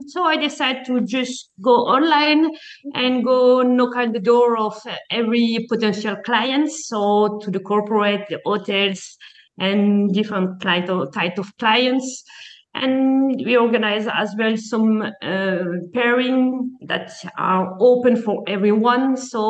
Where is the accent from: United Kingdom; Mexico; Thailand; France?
France; moved away as an adult; also born or lived in Belgium / Panama; now in Malta; I grew up in France and I have worked in several restaurants in France. Afterward, I moved to Belgium back